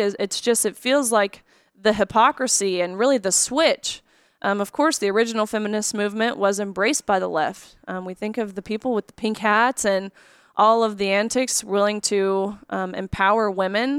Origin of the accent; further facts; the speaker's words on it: Nashville, Tennessee, United States; I grew up here in Nashville